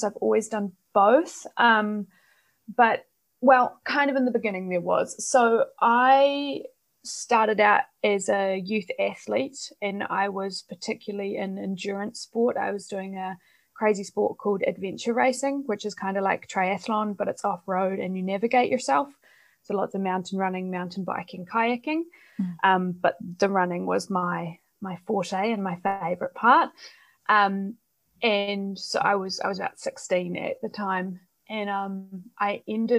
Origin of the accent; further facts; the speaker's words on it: New Zealand; now in Netherlands; I'm originally from New Zealand, but I'm based in the Netherlands at the moment.